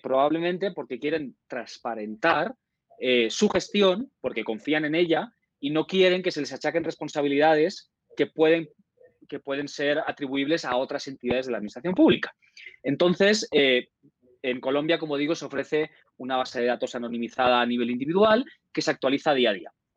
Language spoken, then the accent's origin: Spanish; Spain; moved away; mi país de origen, España